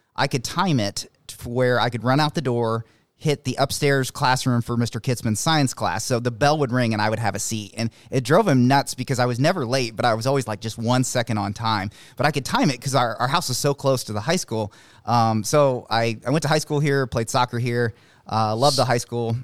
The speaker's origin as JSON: {"language": "English", "town": "Monticello", "country": "United States", "tie": "born or raised there", "also_born_or_lived": "Paw Paw, Michigan", "said": "I lived most of my life here in Monticello"}